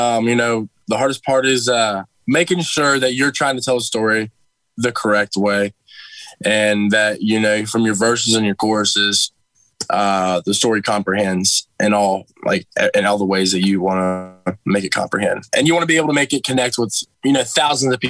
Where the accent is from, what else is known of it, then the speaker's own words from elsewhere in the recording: near Milford, about 30 minutes from Cincinnati, Ohio, United States; I play a lot around my hometown. I play a lot of places around here.